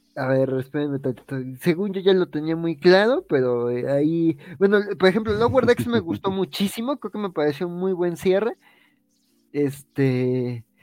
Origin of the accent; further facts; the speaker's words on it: Mexico; como mexicano